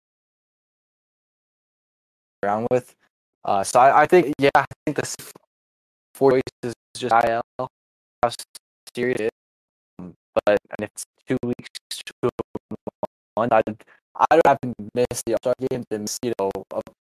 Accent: Florida, United States; my hometown of Ormish, Florida

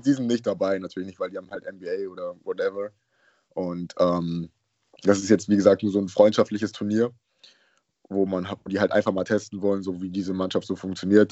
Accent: Düsseldorf, North Rhine-Westphalia, Germany; also born or lived in Haiti / Würzburg / Munich; ich komme aus Düsseldorf

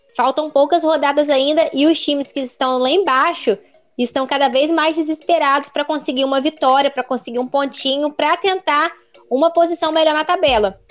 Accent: Espírito Santo, Brazil; sou capixaba

